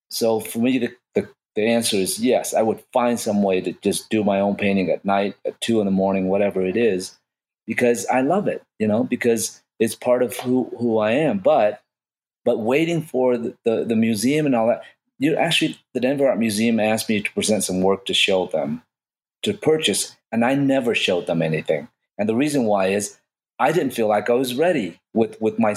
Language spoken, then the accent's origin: English; Vietnam; I made about about fourteen thousand dollars and and I come from Vietnam, I didn't have much of money at all.